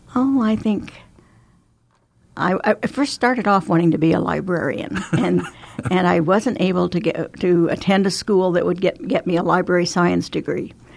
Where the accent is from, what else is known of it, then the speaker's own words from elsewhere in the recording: Emporia, Kansas, United States; moved away as an adult; also born or lived in Gering, Nebraska / Shenandoah, Iowa / Le Mars, Iowa; now in Omaha, United States; I grew up in Emporia, Kansas